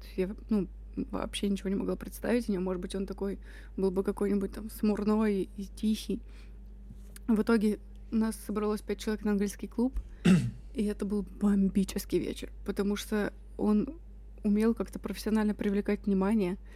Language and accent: Russian; Russia; Я из России